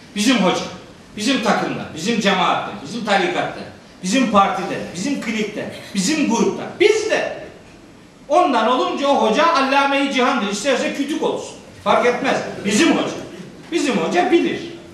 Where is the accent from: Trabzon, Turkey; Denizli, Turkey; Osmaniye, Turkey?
Trabzon, Turkey; Ben Trabzonluyum.